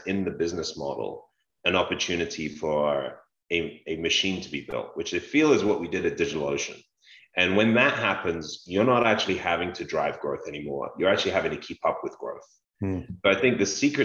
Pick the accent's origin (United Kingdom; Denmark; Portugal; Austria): United Kingdom; London; Growing up in London